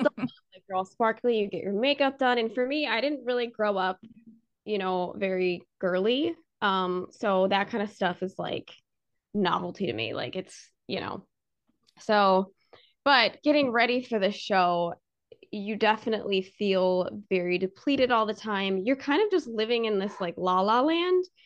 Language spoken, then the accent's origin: English; outside Annapolis, Maryland, United States; moved away as an adult; now in Florida, United States; I grew up in Maryland, uh, right outside of Annapolis